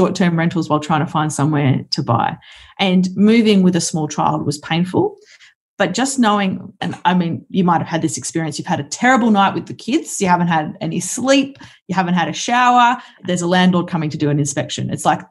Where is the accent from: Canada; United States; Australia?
Australia; Brisbane, Queensland; moved away as an adult; also born or lived in Kalgoorlie; I grew up in Brisbane